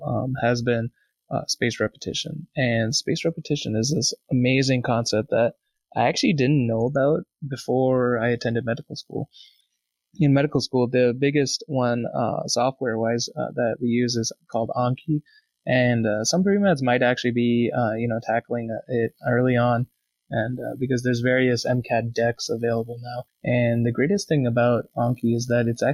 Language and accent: English; Boston, Massachusetts, United States; moved away as an adult; now in Vermont, United States; I'm from Boston and my family still lives near Boston